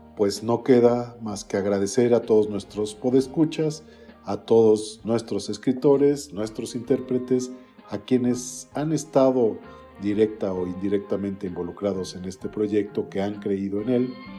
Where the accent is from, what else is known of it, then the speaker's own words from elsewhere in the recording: Toluca, State of Mexico, Mexico; Básicamente yo nací en la ciudad de Toluca, en el Estado de México